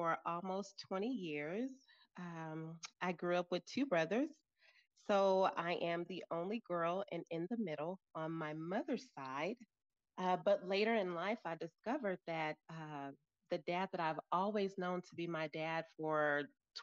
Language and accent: English; St. Louis, Missouri, United States; now in Colorado, United States; I'm originally from St. Louis, Missouri, but currently reside in Colorado